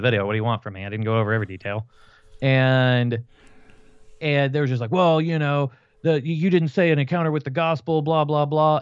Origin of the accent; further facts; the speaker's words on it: Fort Worth, Texas, United States; they sent me two hours away from where I grew up in Fort Worth, Texas